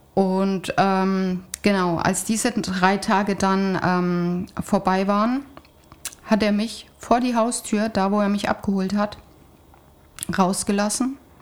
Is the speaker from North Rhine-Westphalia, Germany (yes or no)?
yes; Siegerland, North Rhine-Westphalia, Germany; moved away; ich komme doch aus Nordrhein-Westfalen, aus dem Siegerland